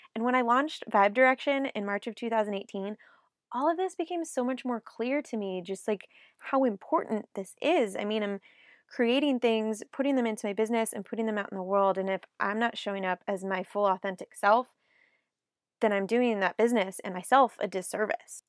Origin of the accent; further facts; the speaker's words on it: South Lake Tahoe, California, United States; moved away as an adult; also born or lived in Nashville, Tennessee; I moved from my hometown of South Lake Tahoe, California to Nashville, Tennessee in two thousand